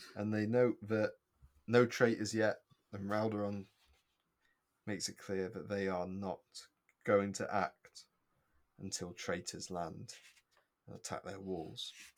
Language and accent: English; United Kingdom; as a British child, we're brought up on the fact that, uh, the Battle of Britain happened